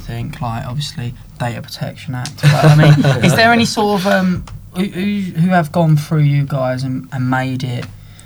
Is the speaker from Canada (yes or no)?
no; England, United Kingdom; I was English